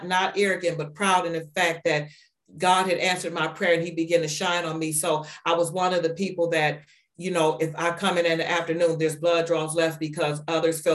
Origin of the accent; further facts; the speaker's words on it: Warren, Ohio, United States; also born or lived in Atlanta, Georgia; now in Niles, United States; We're from Warren, Ohio, but we live in Niles, Ohio